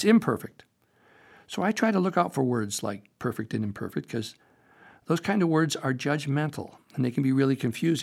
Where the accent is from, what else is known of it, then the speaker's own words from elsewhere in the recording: Topanga, California, United States; my hometown, Topanga